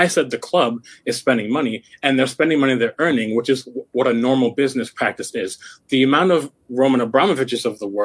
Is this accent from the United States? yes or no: yes; United States; I'm an American.